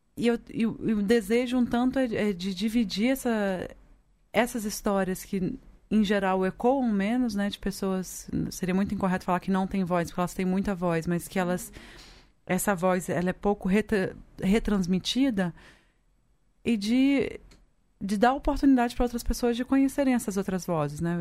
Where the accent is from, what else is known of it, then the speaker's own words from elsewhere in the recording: Espírito Santo, Brazil; moved away; Eu venho do Espírito Santo